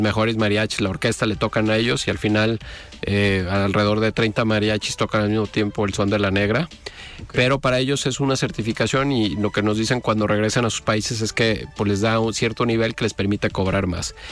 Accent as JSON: {"language": "Spanish", "region": "Jalisco", "country": "Mexico", "said": "como mexicanos, pero sobre todo como jaliscienses"}